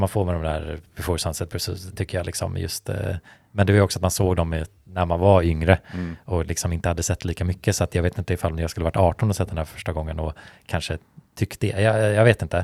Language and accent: Swedish; Sweden